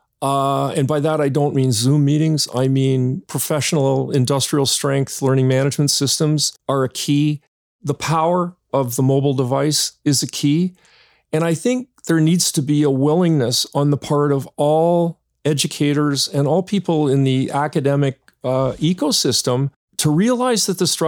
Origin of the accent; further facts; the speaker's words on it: Hamilton, Ontario, Canada; moved away; I'm originally from Hamilton too